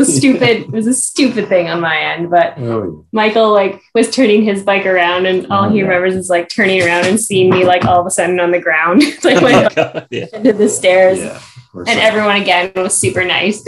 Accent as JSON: {"language": "English", "country": "Canada", "said": "we were from Canada"}